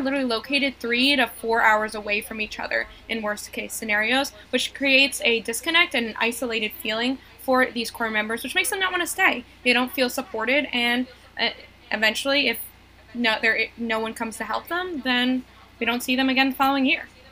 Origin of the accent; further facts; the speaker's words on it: New York, United States; now in North Carolina, United States; I'm originally from New York